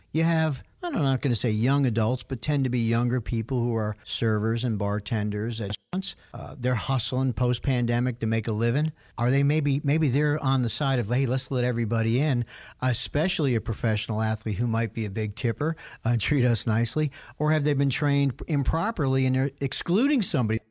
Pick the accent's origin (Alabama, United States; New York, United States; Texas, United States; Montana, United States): New York, United States; New York City; I grew up in New York City area, as Bruce did, in the sixties and seventies